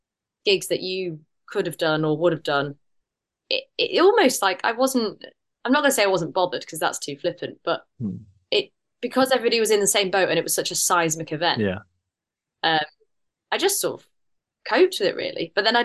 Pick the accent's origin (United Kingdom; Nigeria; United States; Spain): United Kingdom; but I'm too British in the sense that it's like it's just me